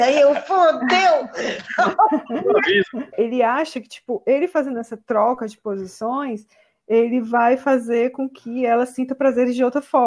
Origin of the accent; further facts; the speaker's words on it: Miraíma, Ceará, Brazil; de Miraíma, no Ceará.